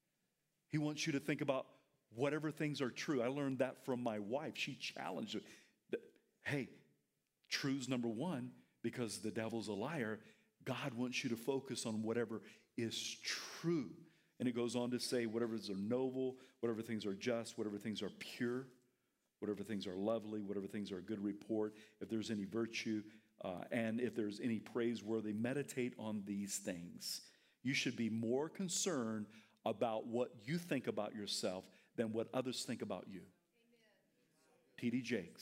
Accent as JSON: {"language": "English", "region": "the South", "country": "United States", "said": "I'm from the South"}